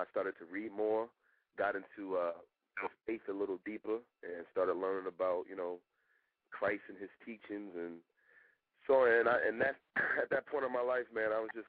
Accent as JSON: {"language": "English", "region": "California", "country": "United States", "tie": "born or raised there", "said": "I'm a dude from California, grew up in California"}